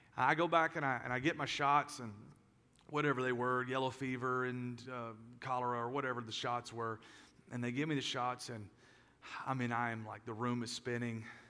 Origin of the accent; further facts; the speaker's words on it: United States; as American Christians